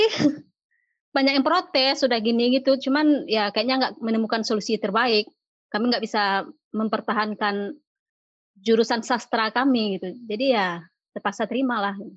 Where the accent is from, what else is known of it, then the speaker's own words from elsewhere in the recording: Sungai Penuh, Jambi, Indonesia; born there; Enggak, saya lahirnya di Sungai Penuh.